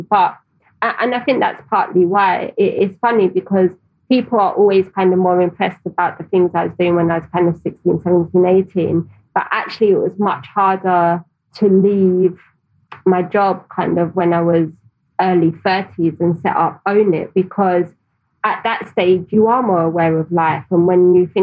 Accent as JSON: {"language": "English", "region": "London", "country": "United Kingdom", "tie": "born or raised there", "said": "I grew up in Tower Hamlets"}